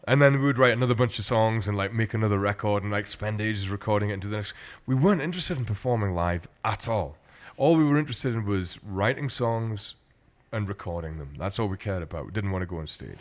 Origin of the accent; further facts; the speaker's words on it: Glasgow, Scotland, United Kingdom; what I grew up with in Glasgow